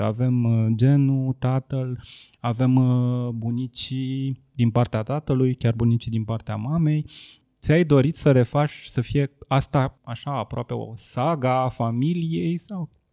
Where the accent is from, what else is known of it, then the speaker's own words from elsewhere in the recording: Ploiești, Prahova, Romania; eu nu sunt bucureștean, eu sunt ploieștean